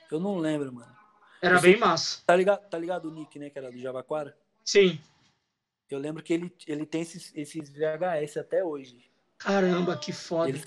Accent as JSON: {"language": "Portuguese", "town": "Poá", "region": "São Paulo", "country": "Brazil", "said": "aqui eu sou de Poá, né?"}